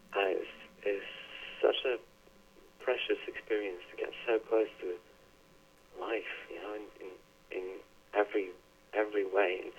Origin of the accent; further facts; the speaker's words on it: Northern Norway, Norway; now in Oslo, Norway; I was born and raised on a on a tiny organic farm in northern Norway.